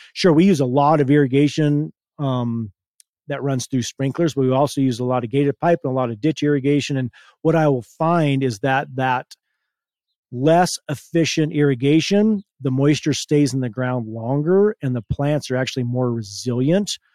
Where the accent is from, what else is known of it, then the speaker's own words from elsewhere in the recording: Hotchkiss, Colorado, United States; I was born and raised in Hotchkiss, Colorado. It's a little town about, um, fifteen minutes from where we are now